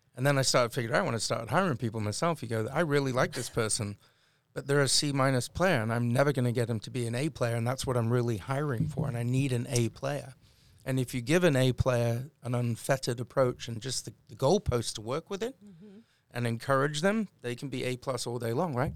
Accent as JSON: {"language": "English", "country": "United Kingdom", "moved": "yes", "lives_now": "United States", "said": "as a Brit"}